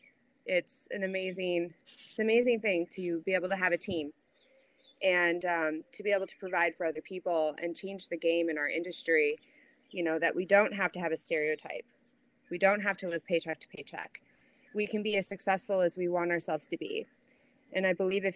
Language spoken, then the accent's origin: English; Chicago, Illinois, United States; moved away as an adult; now in Naples, United States; I am originally from Chicago, born and raised